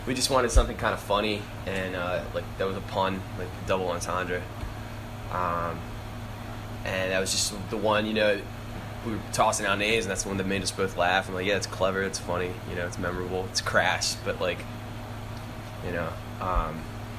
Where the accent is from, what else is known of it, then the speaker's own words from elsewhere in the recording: Annapolis, Maryland, United States; I'm from Annapolis, Maryland.